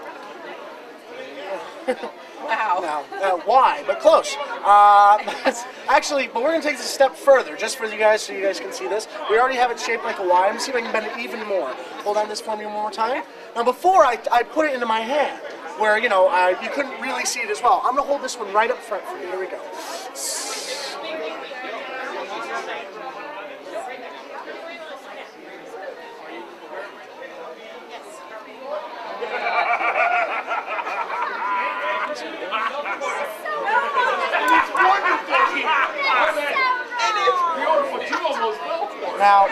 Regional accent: Ireland; being Irish

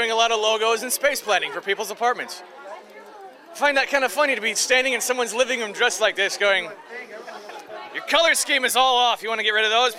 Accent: Detroit, Michigan, United States; I'm from Detroit, and it's very Motown

